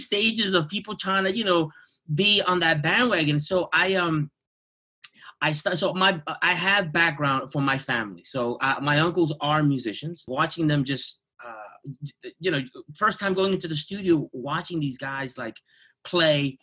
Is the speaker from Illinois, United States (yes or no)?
no; New York City, New York, United States; I'm born and raised in Jamaica, Queens